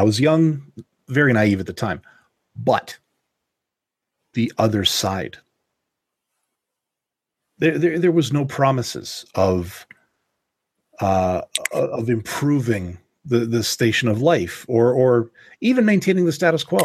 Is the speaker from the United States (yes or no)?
no; Canada; I'm Canadian